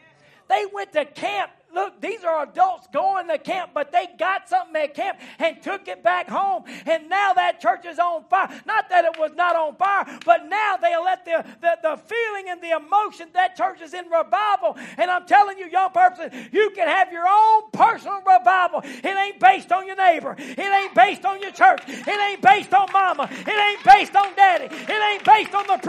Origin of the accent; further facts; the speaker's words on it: Mississippi, United States; also born or lived in Louisiana; I grew up in Mississippi